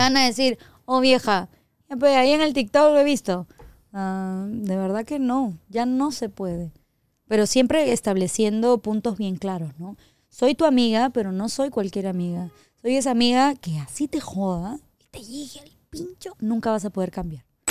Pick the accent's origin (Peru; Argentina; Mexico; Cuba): Peru; soy peruana